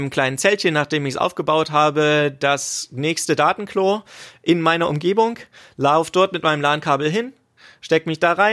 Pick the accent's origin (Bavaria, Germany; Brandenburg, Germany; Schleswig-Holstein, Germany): Brandenburg, Germany; Potsdam; Man muss bedenken, es ist immer noch in Brandenburg und wir als äh, Potsdamer sind ja quasi verantwortlich für die ganzen Leute hier ringsrum.